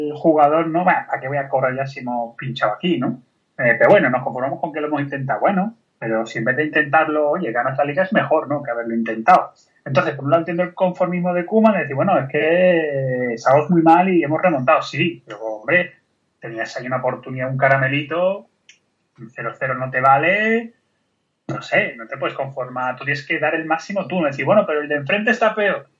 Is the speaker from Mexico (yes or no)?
no; Jerez de la Frontera, Andalusia, Spain; soy de Jerez